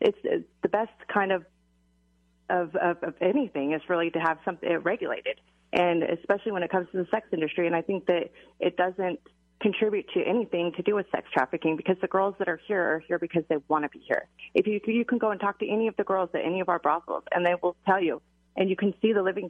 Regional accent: Lyon County, Nevada, United States; also born or lived in Nye County, Nevada; I grew up in Lyon County, which is where Dennis, the Bunny Ranch is

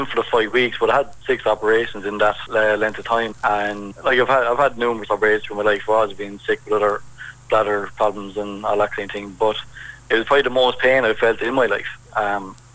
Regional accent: Ireland; being Irish

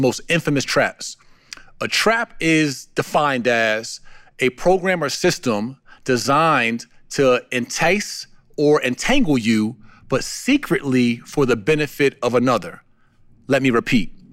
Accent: New Jersey, United States; I'm from New Jersey, standing on a street corner with Timberland boots on and a big puffy coat, wintertime, even through high school

